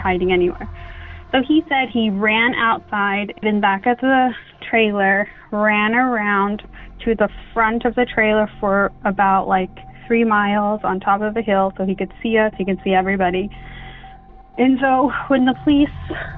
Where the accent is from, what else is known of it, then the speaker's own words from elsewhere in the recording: Arizona, United States; I'm from Arizona on the Navajo Reservation, and we grew up listening and hearing the stories